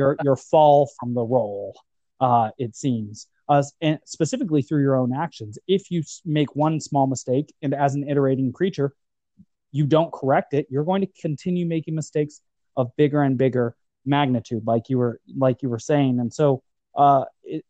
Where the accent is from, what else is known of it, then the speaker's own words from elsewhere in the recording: United States; As an American